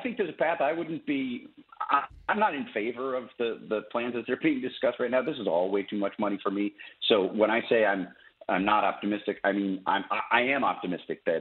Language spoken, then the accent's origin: English; Wisconsin, United States; Wisconsin, which is my home state where I grew up